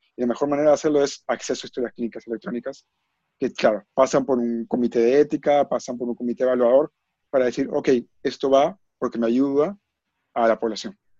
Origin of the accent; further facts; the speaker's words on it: Peru; como peruanos que somos